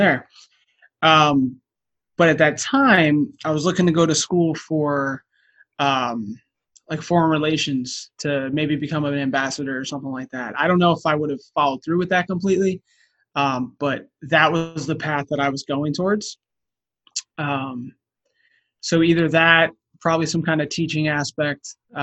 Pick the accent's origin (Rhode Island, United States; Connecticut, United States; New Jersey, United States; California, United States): New Jersey, United States; I'm from New Jersey